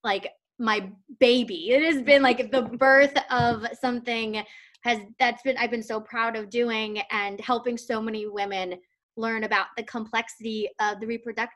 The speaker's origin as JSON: {"language": "English", "region": "New York", "country": "United States", "also_born_or_lived": "Madison, Wisconsin", "said": "I'm from New York"}